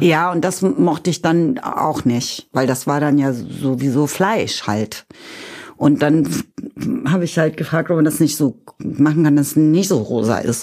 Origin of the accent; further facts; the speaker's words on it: Kirchweyhe, Lower Saxony, Germany; ich komme aus Niedersachsen, aus dem Norden Deutschlands